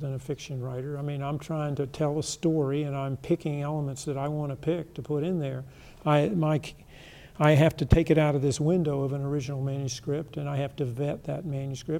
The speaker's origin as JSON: {"language": "English", "region": "the Carolinas", "country": "United States", "tie": "born or raised there", "also_born_or_lived": "Eastern Washington", "moved": "yes", "said": "Where I grew up in the Carolinas, there was gold mining and precious mineral mining"}